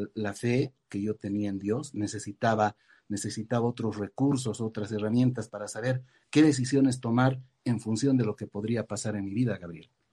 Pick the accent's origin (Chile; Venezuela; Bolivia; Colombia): Bolivia; moved away as an adult; also born or lived in United States / Argentina; salí de, salí de Bolivia, me fui a vivir a Estados Unidos y posteriormente a la Argentina